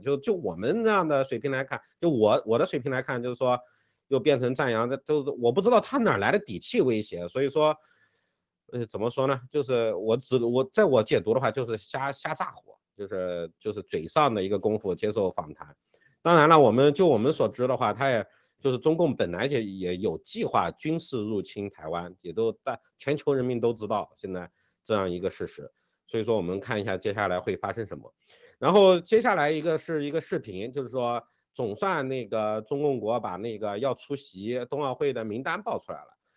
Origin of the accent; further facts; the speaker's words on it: China; 我们中国人